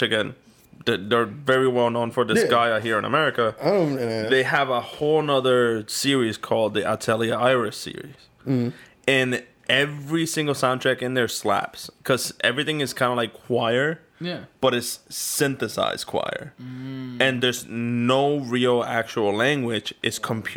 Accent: New York, United States; I'm from New York

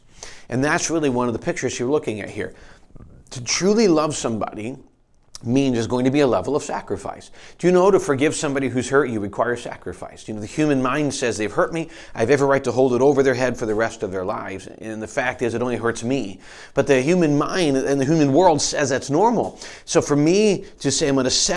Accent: Michigan, United States; now in Pennsylvania, United States; we're growing up in Michigan

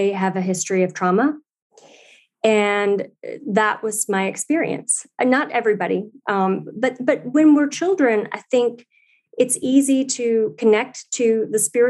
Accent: St. Louis, Missouri, United States; I was born in St. Louis, Missouri

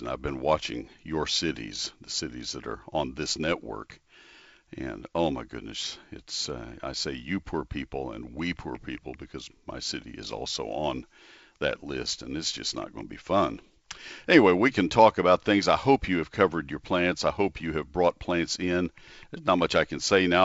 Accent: Texas, United States; also born or lived in Ohio; I grew up in Texas, and I've lived back in Texas now since nineteen seventy

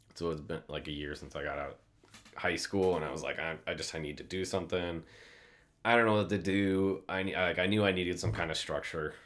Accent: Shell Rock, Iowa, United States; moved away as an adult; also born or lived in North Dakota; I grew up in the Midwest, Iowa, like north, north central, if anybody knows Cedar Falls, Waterloo area.

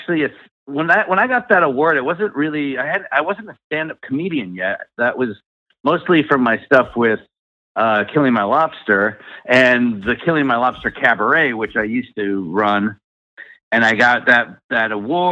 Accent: Coldwater, Michigan, United States; I grew up in a very small farm town in southwest Michigan called Coldwater, Michigan

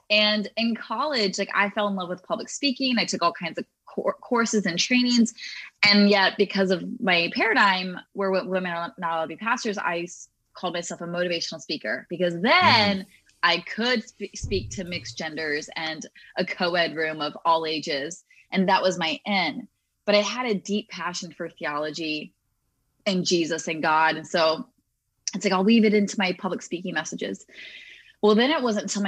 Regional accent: United States; I grew up in the Baptist community here in the US

